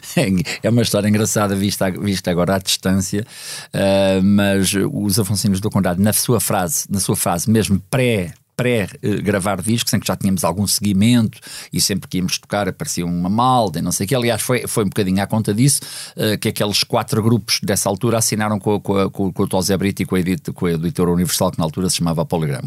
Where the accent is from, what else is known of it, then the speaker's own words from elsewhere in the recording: Lisbon, Portugal; also born or lived in United States; nós não somos propriamente do bairro operário, somos da Médio-Burguesia e Lisboeta